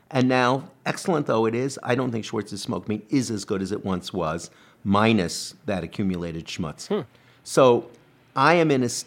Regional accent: Montreal, Quebec, Canada; born or raised there

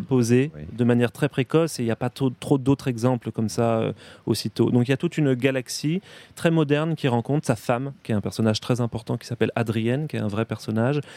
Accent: Brittany, France; je, suis, breton puisque je suis breton

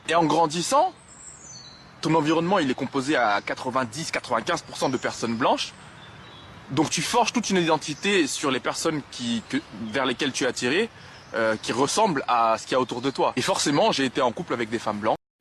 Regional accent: France; je suis né en France. J'ai fait toute ma scolarité dans le privé

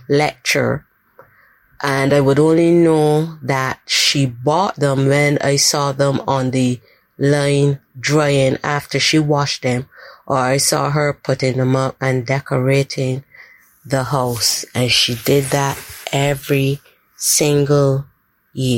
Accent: Barbados; I'm from Barbados.

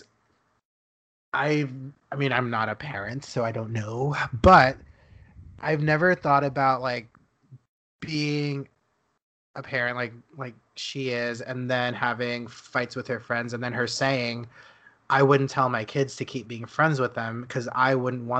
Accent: Dallas, Texas, United States; moved away; Dallas is my hometown.

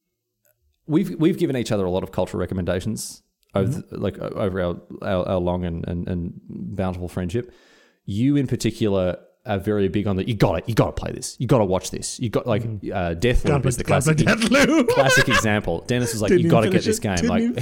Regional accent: Victoria, Australia; moved away as an adult; also born or lived in Scotland; now in Queensland, Australia; I'm uprooting my life from my home state of Victoria, moving to Queensland

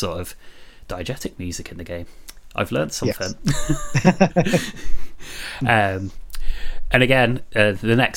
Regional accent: Coventry, West Midlands, United Kingdom; moved away; I'm originally from Coventry

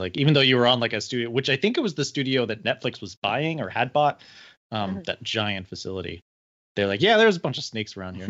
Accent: Oklahoma, United States; born or raised there

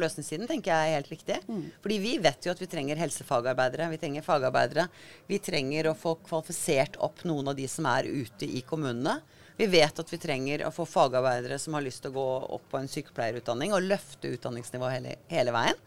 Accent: Agder, Norway; moved away as an adult; also born or lived in Oslo; jeg flytta jo fra Agder for 40 år siden

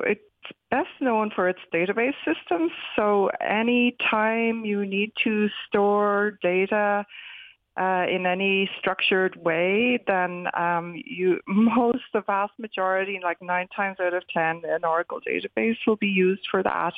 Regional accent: Wexford, Leinster, Ireland; moved away as an adult; also born or lived in Dublin; now in California, United States; I grew up in Wexford, went to the Fyfe

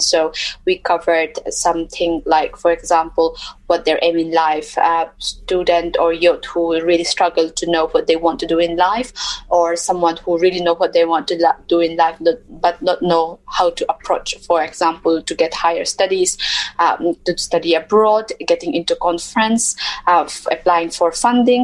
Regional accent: Mizoram, India; moved away as an adult; I come from um, India uh, a state called Mizoram, which is in the northeast of India

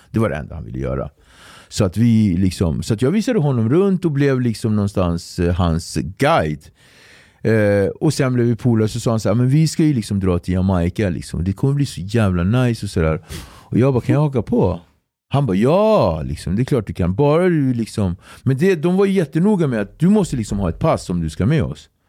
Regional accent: Sweden; jag är från, från Sverige.

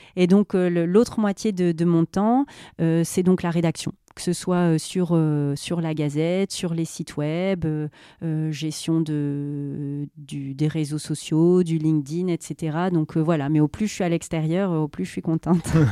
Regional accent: Nord-Pas-de-Calais, Hauts-de-France, France; j'ai pas beaucoup bougé de la région

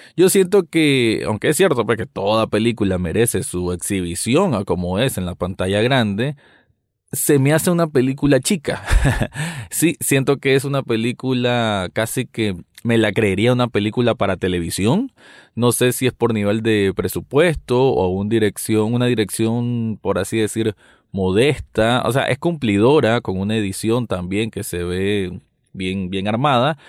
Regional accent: Nicaragua; yo como nicaragüense

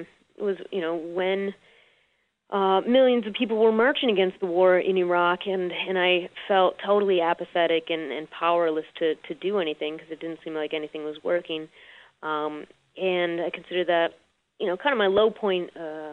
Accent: Chicago, Illinois, United States; I grew up, was born and raised in Chicago

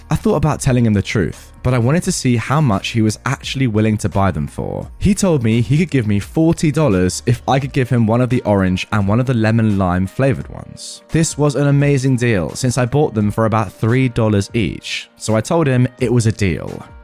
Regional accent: Canada; We're originally from Canada

